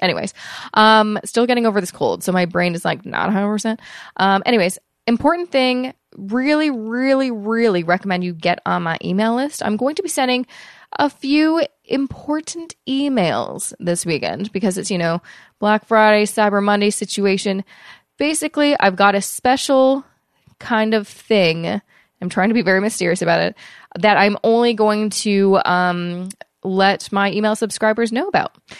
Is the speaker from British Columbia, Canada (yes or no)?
yes; Vancouver, British Columbia, Canada; moved away; I will be in Vancouver, obviously, for uh, you know that's where I'm from. It's where my hometown is